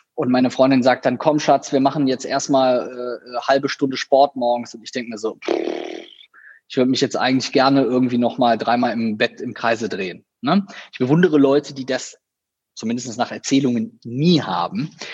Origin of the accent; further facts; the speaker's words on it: Viersen, North Rhine-Westphalia, Germany; also born or lived in Düsseldorf / Cologne; in meiner Heimatstadt, in der ich auch geboren wurde, in ähm, einem kleinen Dörfchen, was zu Viersen gehört